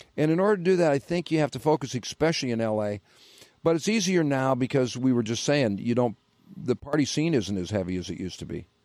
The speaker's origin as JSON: {"language": "English", "town": "Detroit", "region": "Michigan", "country": "United States", "said": "I'm from Detroit"}